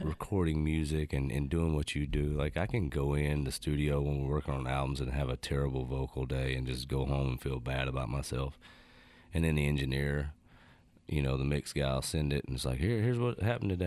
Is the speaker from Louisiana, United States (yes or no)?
yes; North Louisiana, United States; also born or lived in North Carolina; growing up in North Louisiana